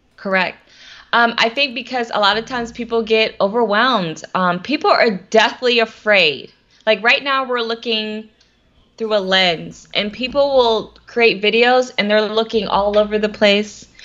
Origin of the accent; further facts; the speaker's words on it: Atlanta, Georgia, United States; I am from Atlanta, Georgia